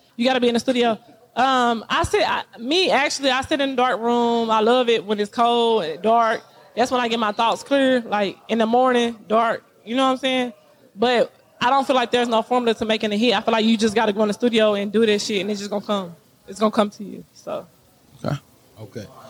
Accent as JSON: {"language": "English", "region": "Texas", "country": "United States", "said": "I come from I come from Texas County, Texas. Like the country, like the gutter, the the, the mud, like literally a little hole."}